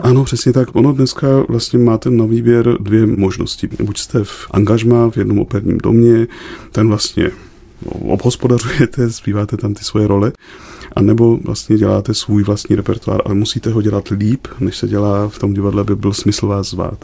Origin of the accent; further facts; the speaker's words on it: Czechia; naší krásnou zemi